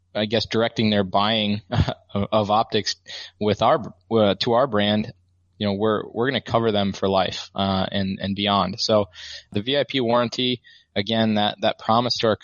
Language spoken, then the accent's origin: English; Midwest, United States; I grew up in the Midwest